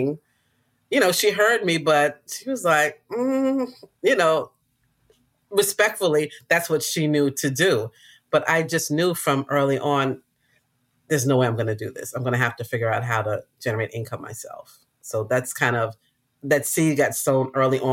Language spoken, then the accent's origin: English; New York City, New York, United States; I grew up in Queens